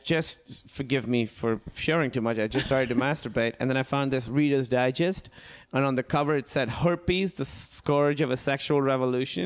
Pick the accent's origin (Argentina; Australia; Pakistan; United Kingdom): Pakistan; moved away; I grew up in Pakistan